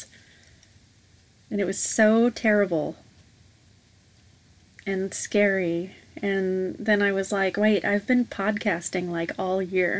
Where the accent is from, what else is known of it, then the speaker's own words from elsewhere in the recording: Vancouver, Washington, United States; also born or lived in Portland, Oregon; I went to junior high and high school in the Couve